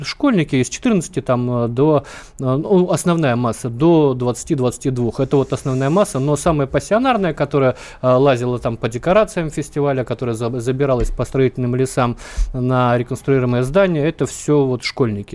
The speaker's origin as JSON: {"language": "Russian", "town": "Vladivostok", "region": "Primorsky Krai", "country": "Russia", "tie": "born or raised there", "said": "я вот в Владивостоке родился, э, я, я из Азии"}